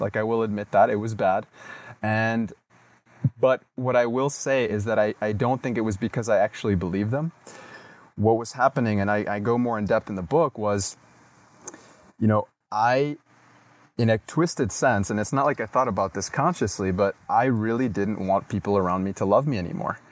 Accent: United States; moved away; also born or lived in Latin America; growing up in the States

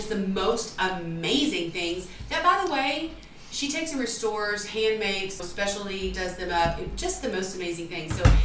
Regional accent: Louisiana, United States; growing up in the household that I grew up in Louisiana

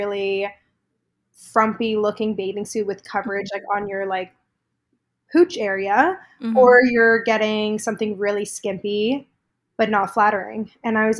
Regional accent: Toronto, Ontario, Canada; I'm from Toronto, born and raised a little bit outside of the city growing up.

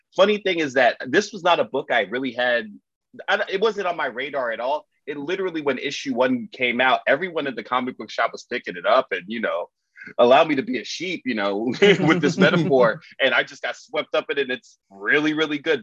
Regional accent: Miami, Florida, United States; I'm from Miami.

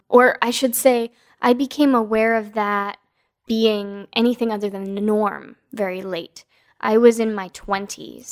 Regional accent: East Coast, United States; now in West Coast, United States; I was born on the East Coast, and now I live on the West Coast.

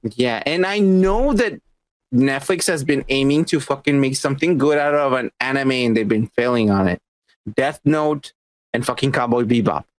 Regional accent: Mexico; now in United States; Growing up in Mexico, like we had all the anime

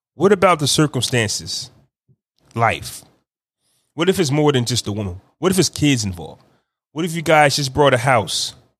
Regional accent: New Jersey, United States; New Jersey, my hometown, my home state

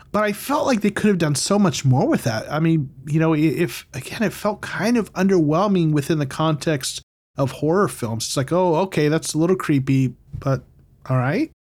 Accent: United States; I'm American

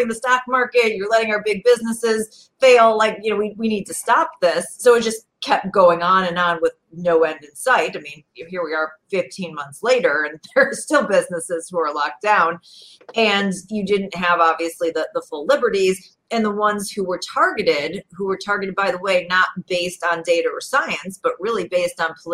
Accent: Chicago suburbs, Illinois, United States; I'm from Illinois originally. I grew up in the suburbs. You know, Chicago is my home

